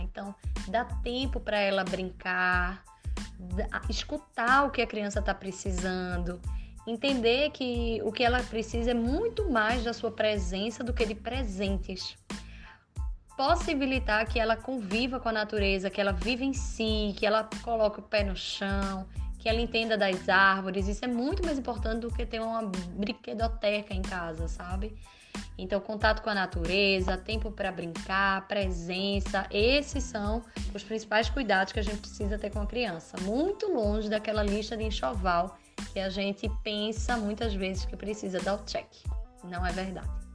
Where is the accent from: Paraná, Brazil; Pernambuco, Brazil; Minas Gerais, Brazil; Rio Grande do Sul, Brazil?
Pernambuco, Brazil; Recife; moved away as an adult; now in Madrid, Spain; Eu sou também recifense, pernambucana, mas há quase cinco anos eu moro em Madrid